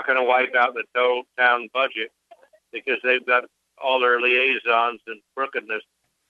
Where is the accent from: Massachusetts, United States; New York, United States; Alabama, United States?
New York, United States; now in Maui, United States; in Maui, and I'm from New York originally, 50 years in Manhattan.